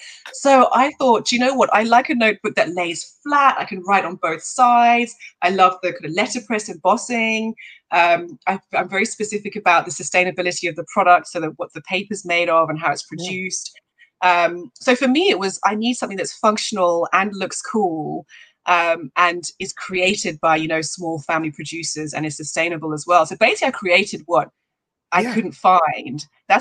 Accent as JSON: {"language": "English", "region": "London", "country": "United Kingdom", "tie": "born or raised there", "also_born_or_lived": "Swaziland", "moved": "as an adult", "lives_now": "Cape Town, South Africa", "said": "moved to the UK when I was about 6 years old. And lived there for my whole life. So I'm truly a Londoner, to be honest, in terms of my main upbringing"}